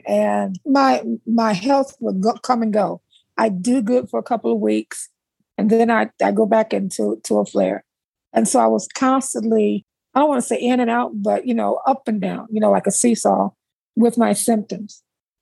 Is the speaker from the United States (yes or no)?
yes; South Bend, Indiana, United States; moved away as an adult; also born or lived in Atlanta, Georgia; I'm originally from South Bend, Indiana. I grew up in South Bend, Indiana.